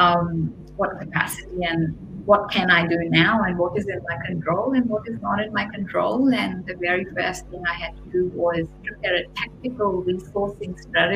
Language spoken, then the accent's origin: English; India; moved away; I grew up in India